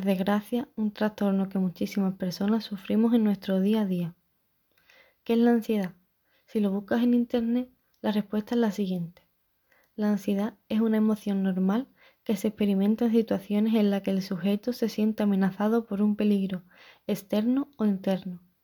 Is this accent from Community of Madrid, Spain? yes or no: no; Chiclana de la Frontera, Andalusia, Spain; soy de Chiclana y tengo 21 años